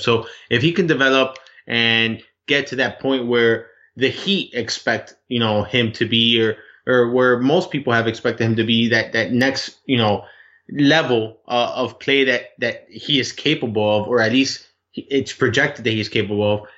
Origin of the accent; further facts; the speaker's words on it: Miami, Florida, United States; I'm from Miami.